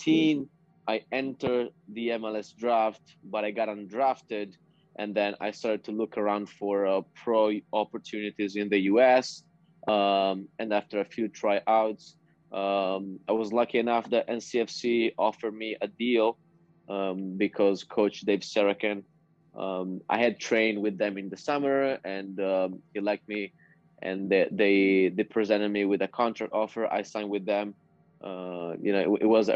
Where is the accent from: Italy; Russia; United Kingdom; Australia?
Italy; near Verona, Veneto; also born or lived in North Carolina, United States; I came back home and signed first for a club here near Verona